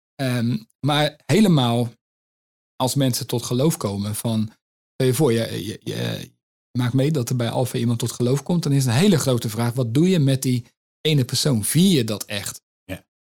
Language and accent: Dutch; Netherlands; als Nederlanders